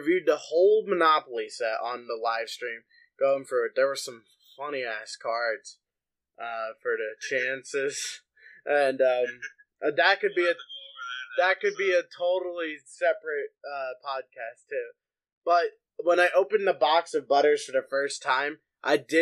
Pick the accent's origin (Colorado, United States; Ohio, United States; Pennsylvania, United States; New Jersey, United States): Pennsylvania, United States; So my hometown